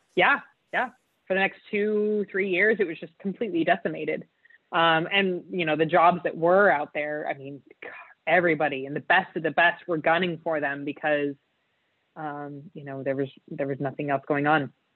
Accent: Utah, United States; So I was I was raised in Utah, which is um, a state in the United States

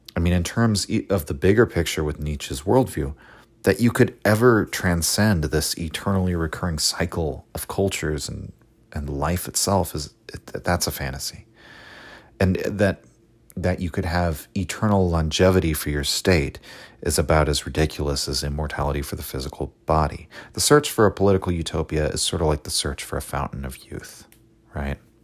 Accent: United States; as an American myself

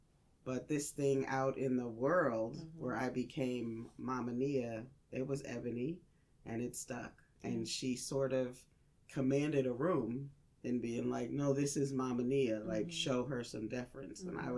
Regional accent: Northern US, United States; now in Southern US; And, you know, I'm from the North. Mm-hmm. So when I moved here and people were saying ma'am to me

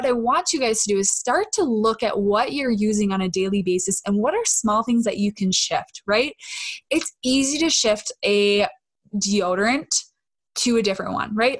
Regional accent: Minnesota, United States; accent: Minnesotan; I'm so Minnesotan

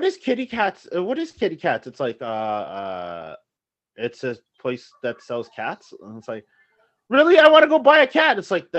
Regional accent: Toronto, Ontario, Canada; I am from Toronto.

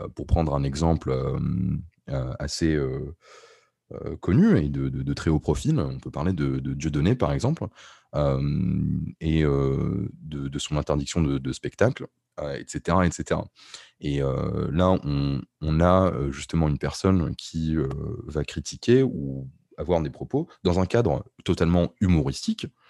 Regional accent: Morocco; j'ai grandi au Maroc et je vis actuellement au Maroc

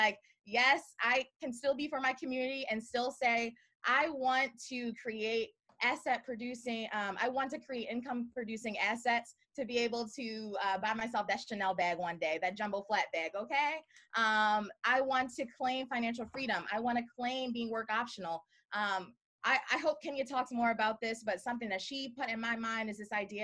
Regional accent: Baltimore, Maryland, United States; I'm from Baltimore

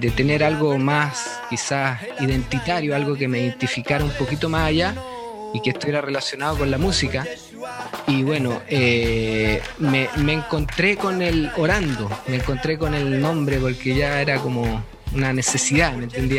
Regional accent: Calama, Antofagasta, Chile; moved away as an adult; also born or lived in Chuquicamata; now in North Carolina, United States; Me crié en Calama, me crié en Calama hasta los, hasta los 18 años, de ahí salí a estudiar

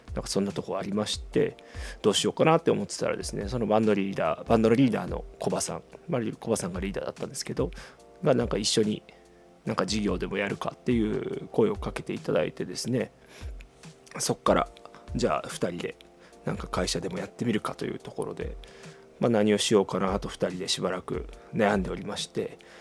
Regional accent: Shikoku, Tokushima, Japan; moved away as an adult; now in Fukuoka, Japan; もともとは四国の徳島出身なんですけど、大学から福岡に来まして

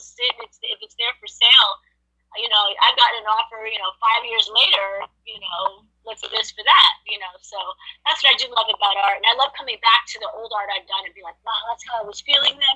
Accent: New York City, New York, United States; I grew up in Manhattan. I grew up in New York.

